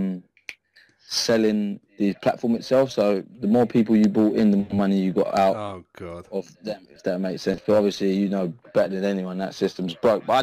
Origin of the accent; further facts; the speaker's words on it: London, United Kingdom; moved away as an adult; now in Essex, United Kingdom; I grew up in London